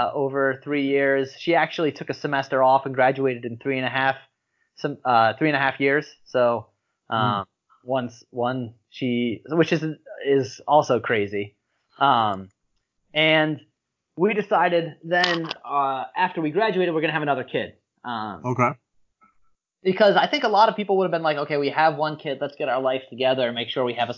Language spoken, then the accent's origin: English; Philadelphia, Pennsylvania, United States; I'm from Philadelphia